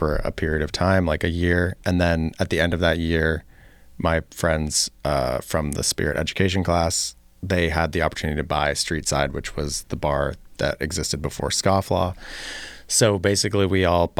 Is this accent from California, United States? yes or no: yes; Los Angeles, California, United States; also born or lived in Richmond, Virginia; now in Chicago, United States; I'm from Los Angeles